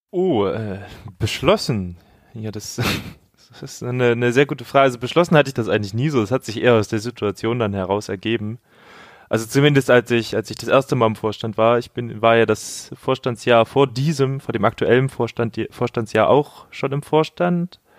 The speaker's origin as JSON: {"language": "German", "town": "Leipzig", "region": "Saxony", "country": "Germany", "tie": "born or raised there", "said": "ich bin ich in Leipzig geboren, aber ich bin in Leipzig doch aufgewachsen. Also seit dem vierten Lebensjahr bin ich hier sozusagen, ja."}